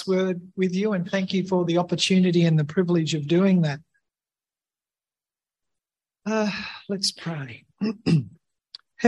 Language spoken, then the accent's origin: English; Australia; I was, after all, born and bred in Australia